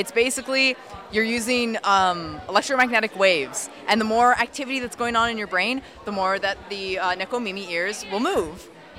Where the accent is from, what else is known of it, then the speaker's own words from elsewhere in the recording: Maryland, United States; I'm actually from Maryland.